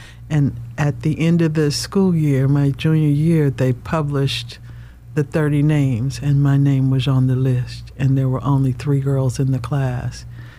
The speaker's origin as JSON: {"language": "English", "region": "the South", "country": "United States", "tie": "born or raised there", "said": "You know, when you're growing up in the South, especially in a black family, you have to get a job."}